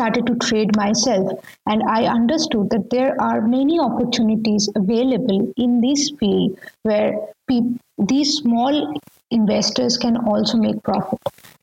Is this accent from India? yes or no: yes; India; moved away; I'm coming from India, and I'm from a middle class family